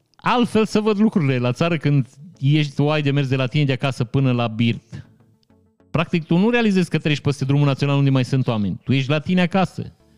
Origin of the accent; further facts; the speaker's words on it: Vișeu de Sus, Maramureș County, Romania; Eu sunt din Vișeu